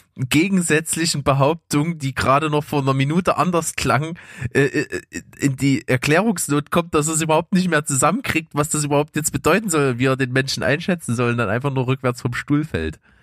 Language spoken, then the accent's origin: German; Germany; bei uns in Deutschland